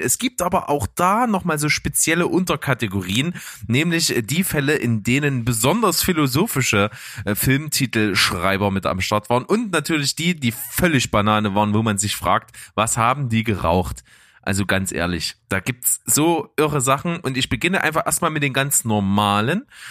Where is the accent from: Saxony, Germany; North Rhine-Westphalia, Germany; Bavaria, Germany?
Saxony, Germany; accent: Saxon; dass ich aus Sachsen komme